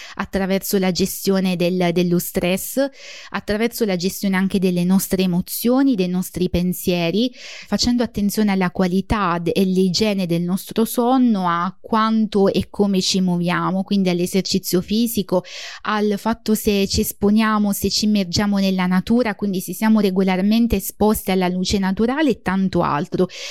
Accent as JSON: {"language": "Italian", "region": "Basilicata", "country": "Italy", "moved": "as an adult", "lives_now": "United Kingdom", "said": "Sono lucano, originariamente della Basilicata, ma, ehm, inglese d'adozione"}